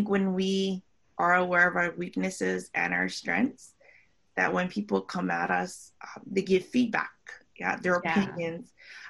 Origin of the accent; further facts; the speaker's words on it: Philippines; I'm Filipino, you know, with Hawaiian, Spanish, Chinese.